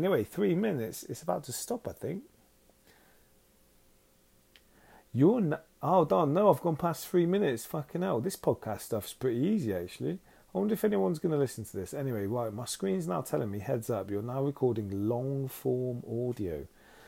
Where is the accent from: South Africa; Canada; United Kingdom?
United Kingdom; now in Los Angeles, United States; you can understand my weird accent, because, well, I'm from all over the place, really, but I'm from the United Kingdom.